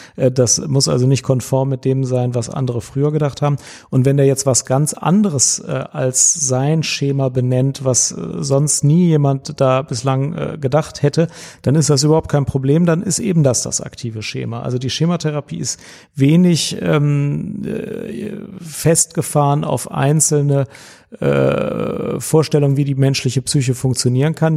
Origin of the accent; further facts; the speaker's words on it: Cologne, North Rhine-Westphalia, Germany; ich als Kölner